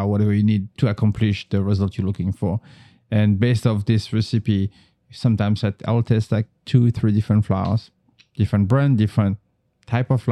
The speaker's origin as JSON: {"language": "English", "region": "northern France", "country": "France", "tie": "born or raised there", "moved": "yes", "said": "I grew up in North France, like about an hour away from Paris. It's not Paris. It's the suburb."}